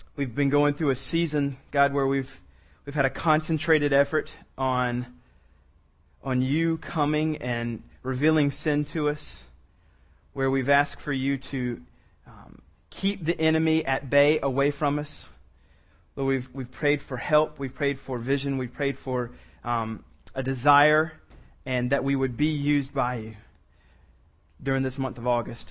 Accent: the South, United States; I'm from the South

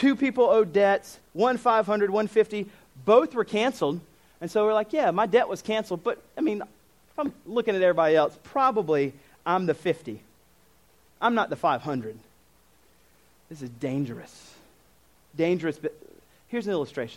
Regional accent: United States; I'm American

